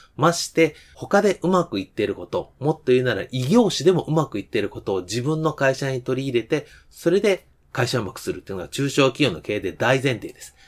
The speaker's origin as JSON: {"language": "Japanese", "region": "Kansai", "country": "Japan", "said": "私関西ですけど"}